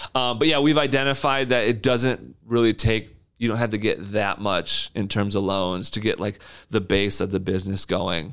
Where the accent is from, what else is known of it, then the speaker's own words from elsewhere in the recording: Wyoming, Michigan, United States; also born or lived in Lansing, Michigan; I grew up in Wyoming